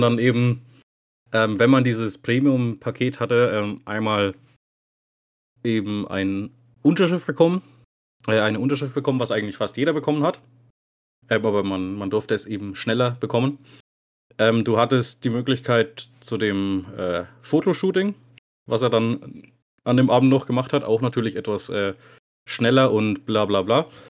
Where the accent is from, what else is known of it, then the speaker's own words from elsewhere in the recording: Bad Staffelstein, Bavaria, Germany; ich bin gebürtiger Staffelsteiner.